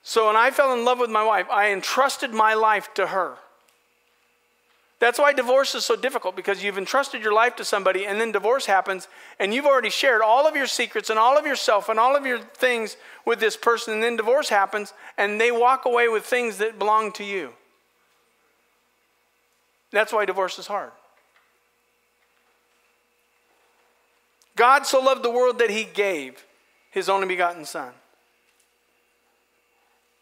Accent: Astoria, Oregon, United States; I'm from Astoria, born and bred.

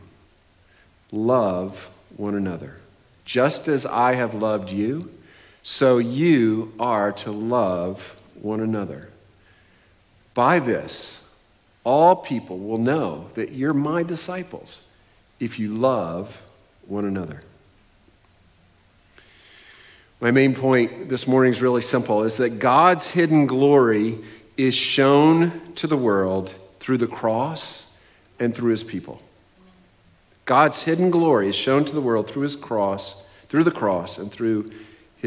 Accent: New England, United States; I am from New England, a New England fan

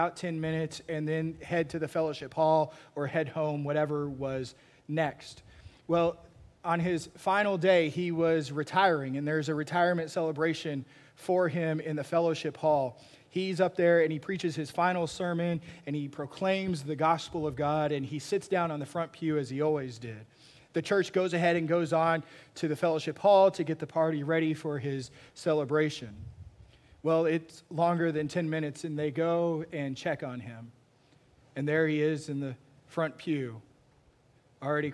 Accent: Texas, United States; me growing up in Texas watching a bunch of Westerns

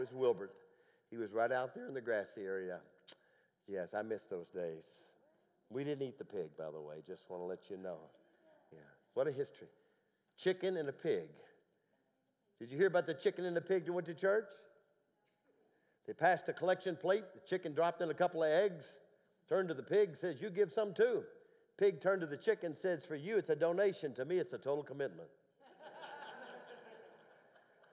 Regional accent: Tennessee, United States; I went deer hunting growing up in Tennessee

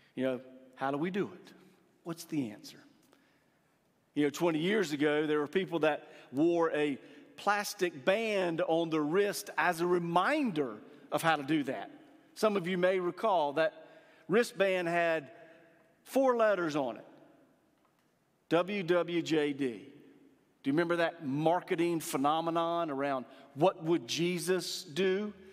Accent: Eastern North Carolina, United States; Growing up in Eastern North Carolina

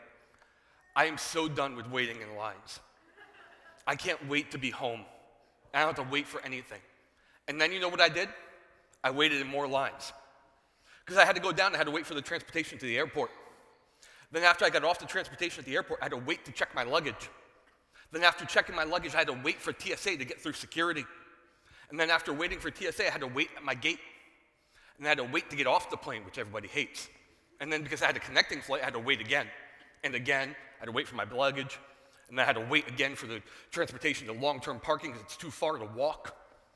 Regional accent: New Jersey, United States; I was born in New Jersey.

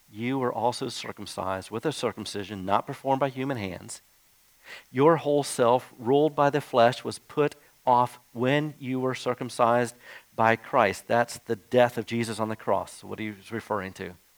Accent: Jacksonville, Florida, United States; as a kid growing up in Jacksonville, Florida

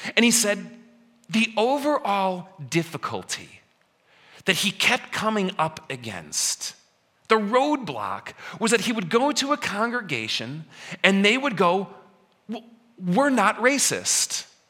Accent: Elmhurst, Illinois, United States; moved away; my hometown of Elmhurst, where I grow up

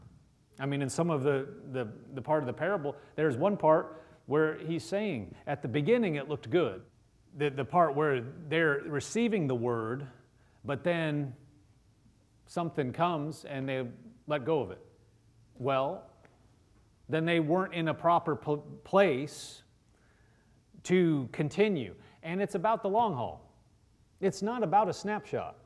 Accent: Nebraska, United States; I am from Nebraska, but, you know, I never was actually a farmer. You know, we have a lot of farmers in Nebraska

